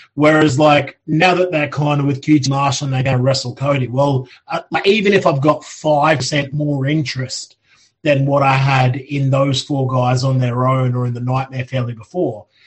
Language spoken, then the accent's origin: English; Australia; now in United Kingdom; I grew up in Australia